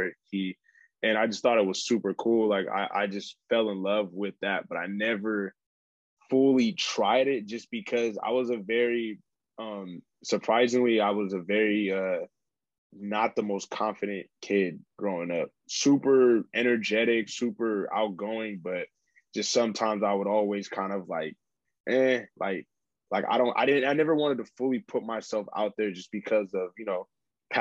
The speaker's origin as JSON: {"language": "English", "town": "Stockton", "region": "California", "country": "United States", "tie": "born or raised there", "said": "I was raised in Stockton, California"}